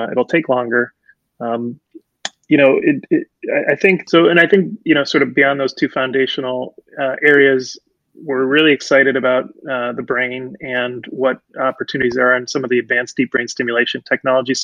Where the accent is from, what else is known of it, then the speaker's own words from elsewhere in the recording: Amherst, Massachusetts, United States; English is a second language; also born or lived in Puerto Rico; I grew up in Amherst, which is very sort of liberal, happy, they call it the Happy Valley college town